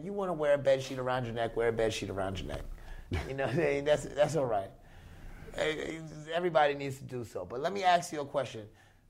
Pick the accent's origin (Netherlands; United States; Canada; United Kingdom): United States; New York; moved away; also born or lived in North Carolina; But I'm still a New Yorker.